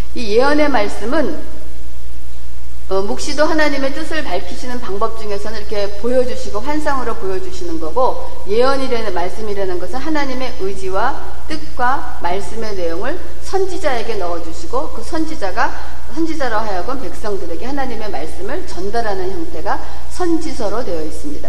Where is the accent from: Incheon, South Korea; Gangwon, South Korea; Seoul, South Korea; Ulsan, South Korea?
Seoul, South Korea; moved away; 저는 사실 강남 출신이 아니고 강북 출신이거든요